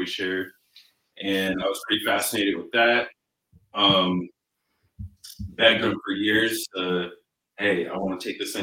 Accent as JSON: {"language": "English", "town": "Richmond", "region": "Virginia", "country": "United States", "tie": "born or raised there", "also_born_or_lived": "Fayetteville, North Carolina / Columbia, South Carolina", "moved": "as an adult", "lives_now": "Los Angeles, United States", "said": "I was born in Fayetteville, North Carolina, and pretty much lived my whole life up until I went to school. I was in South Carolina, so I moved to Columbia, and then around fifth grade, moved to Richmond, Virginia, went to high school there and middle school"}